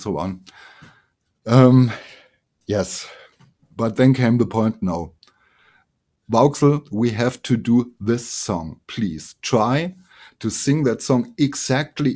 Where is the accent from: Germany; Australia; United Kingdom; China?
Germany; here in my hometown